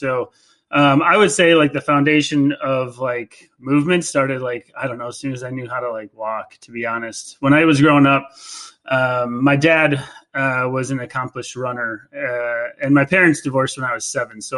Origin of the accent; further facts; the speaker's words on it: Green Bay, Wisconsin, United States; I'm from Green Bay, Wisconsin